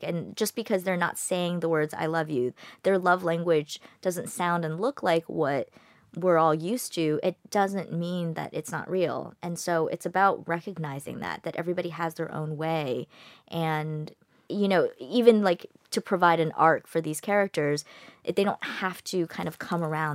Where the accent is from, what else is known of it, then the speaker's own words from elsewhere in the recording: United States; I'm American. I grew up in America